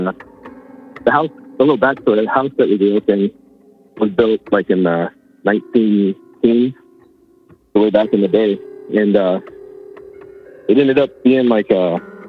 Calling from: Battle Ground, Washington, United States; I'm calling from Battleground, Washington, just north of Vancouver, Washington

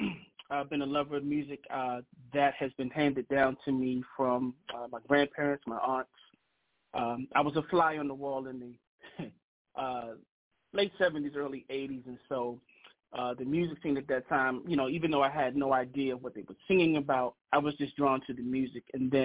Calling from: Bowie, Maryland, United States; Yes, I'm calling from the, right outside of Washington, D.C., from the Bowie, Maryland area.

